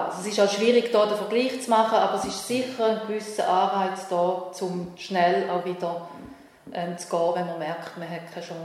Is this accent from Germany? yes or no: no; Switzerland; mit wie viel Sorgfalt eigentlich so ein Asylverfahren wirklich äh, abläuft bei uns in der Schweiz.